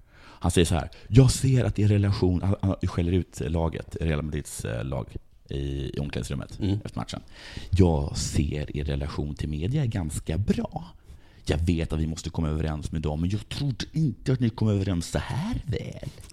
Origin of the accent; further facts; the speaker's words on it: Sweden; jag är från Sverige